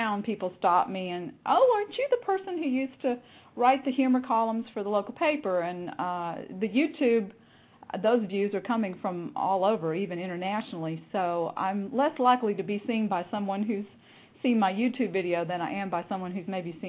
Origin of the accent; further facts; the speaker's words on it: Texas, United States; accent: Southern; I am from Texas, and I have tried very hard for a long time to even out that accent, but it still creeps in, I'm afraid.